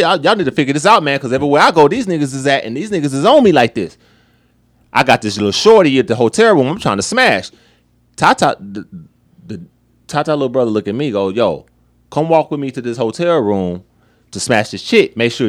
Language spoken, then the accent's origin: English; Las Vegas, Nevada, United States; I'm from Vegas